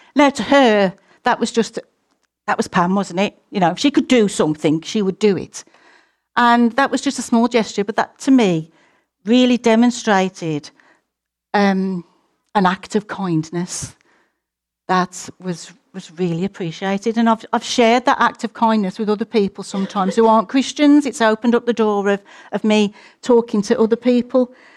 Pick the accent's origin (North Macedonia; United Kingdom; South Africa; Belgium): United Kingdom; we're British and a little bit more conservative